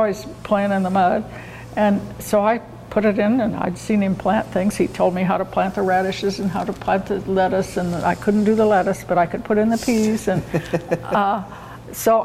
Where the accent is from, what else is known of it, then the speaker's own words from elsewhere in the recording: Pendleton, Oregon, United States; moved away as an adult; also born or lived in Phoenix, Arizona; I am a native Oregonian. I grew up in Pendleton